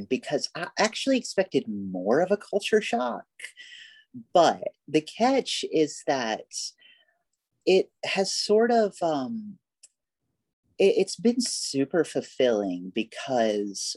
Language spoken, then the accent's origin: English; Alabama, United States; moved away as an adult; also born or lived in Birmingham, Alabama; now in Los Angeles, United States; people still comment on my accent, you know, and I give the whole like, oh yeah, I'm from Alabama shtick